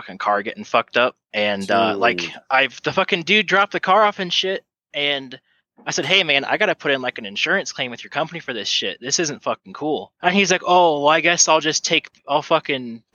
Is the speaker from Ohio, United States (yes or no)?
yes; Ohio, United States; my hometown, Ohio